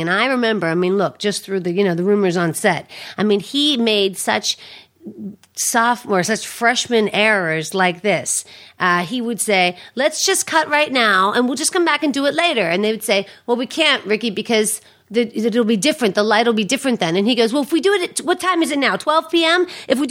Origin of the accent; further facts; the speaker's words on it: Pittsburgh, Pennsylvania, United States; moved away; I'm from Pittsburgh